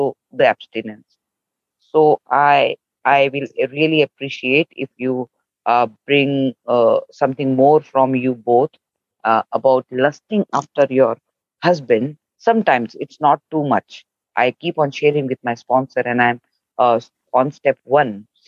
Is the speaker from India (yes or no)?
yes; India; from India